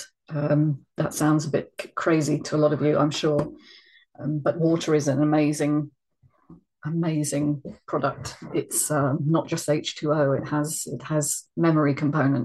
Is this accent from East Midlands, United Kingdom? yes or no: no; London, United Kingdom; moved away; I'm a Londoner by, you know, the birth